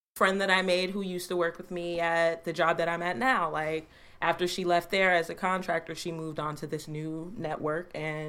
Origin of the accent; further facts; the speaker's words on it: New York City, New York, United States; accent: Bronx; my like Bronx accent